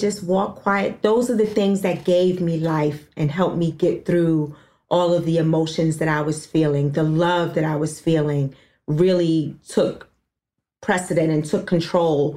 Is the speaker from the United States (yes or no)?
yes; New York City, New York, United States; I was born and raised in Harlem